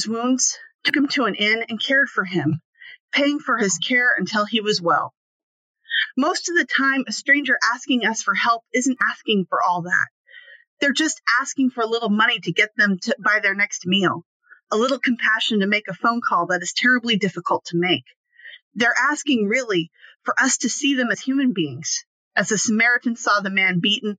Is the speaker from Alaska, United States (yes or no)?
yes; Alaska, United States; I grew up in Alaska, the largest state with one of the smallest populations.